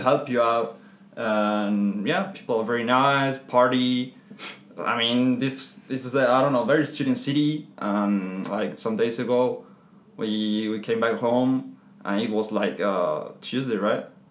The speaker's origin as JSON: {"language": "English", "town": "Madrid", "region": "Community of Madrid", "country": "Spain", "second_language": "English", "moved": "as an adult", "lives_now": "France", "said": "I'm Spanish. Come from Madrid"}